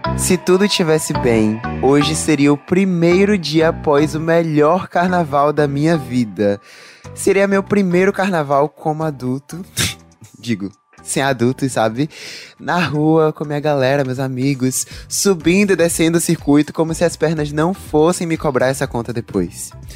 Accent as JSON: {"language": "Portuguese", "town": "Salvador", "region": "Bahia", "country": "Brazil", "tie": "born or raised there", "said": "meu registro de baiano, soterapolitano e cabuloso, que é como me chamam por ser nascido e criado no Cabula"}